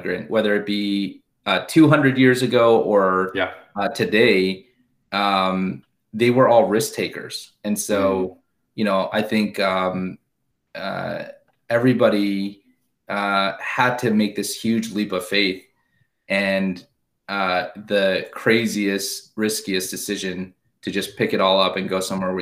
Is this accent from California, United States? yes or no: yes; Southern California, United States; I grew up in Southern California. Both my parents are from Korea, immigrated to the US, to Los Angeles in the 60s and 70s